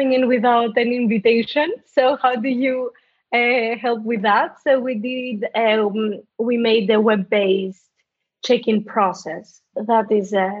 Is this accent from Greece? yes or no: yes; Greece; moved away; I'm originally from Greece. I grew up there